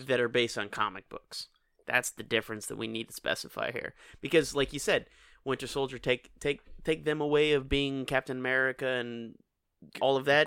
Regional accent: Kenner, Louisiana, United States; I grew up in Kenner

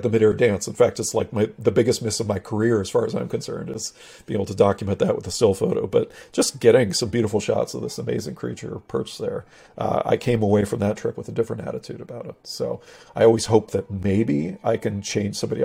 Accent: Pacific Northwest, United States; growing up in the Pacific Northwest, my dad was a little bit of a sort of an amateur mountaineer

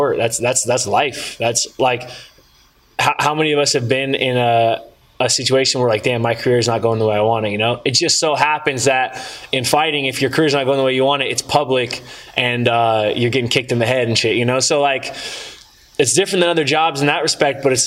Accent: Northern California, United States; I grew up in Northern California

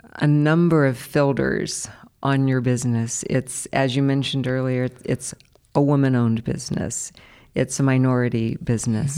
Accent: Columbus, Ohio, United States; we are both Columbus natives. I know. I used to, um, apologize for having never left Columbus

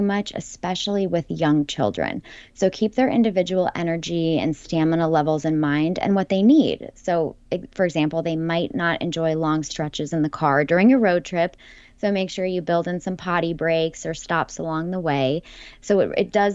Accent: California, United States; explored California, my home state.

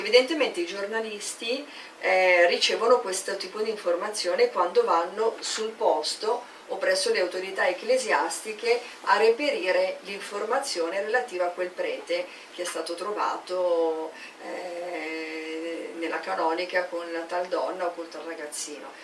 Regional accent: Milan, Lombardy, Italy; Io sono di Milano, provincia di Milano

